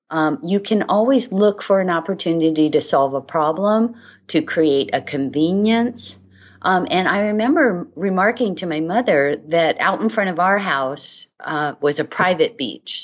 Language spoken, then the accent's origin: English; Hawaii, United States; I was born and raised in Hawaii